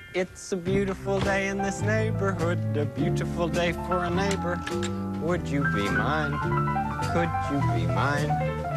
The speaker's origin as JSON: {"language": "English", "region": "Massachusetts", "country": "United States", "accent": "Boston", "said": "I'm from Massachusetts, and that is a god horrendous accent"}